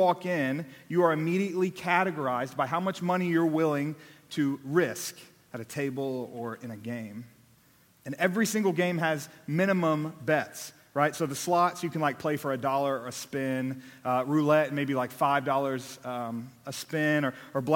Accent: Austin, Texas, United States; also born or lived in Abilene / Dallas; I was born here in Austin, born and raised. I was here for my first 18 years

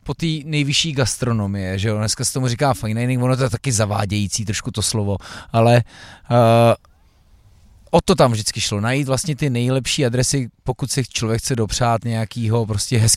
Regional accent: Haná, Moravia, Czechia; Já jsem z Moravy původem, eh, teda jsem z Hané

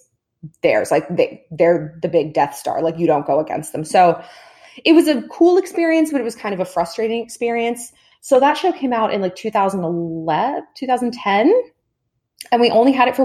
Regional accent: Southern California, United States; I grew up in Southern California

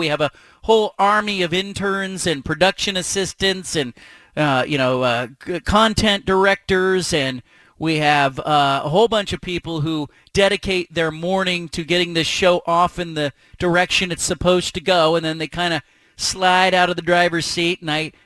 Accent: Bay Area, California, United States; moved away as an adult; now in Oregon, United States; I was born in the state of Oregon, but I grew up in the Bay Area

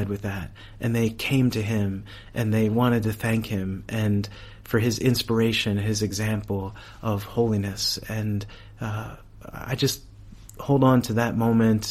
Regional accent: United States; I was from America

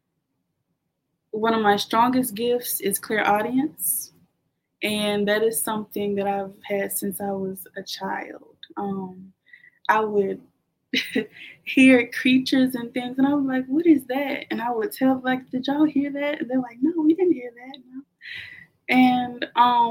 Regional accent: the South, United States; I'm from the South, kind of like a Southern Baptist background

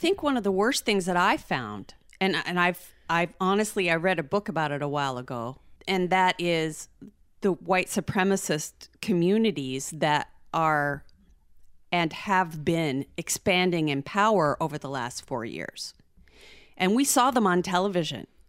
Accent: United States; as an American

